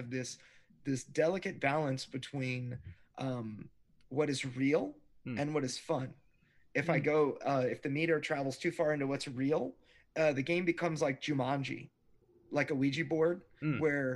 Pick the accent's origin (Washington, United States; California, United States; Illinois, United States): California, United States; Fallbrook; my hometown, Fallbrook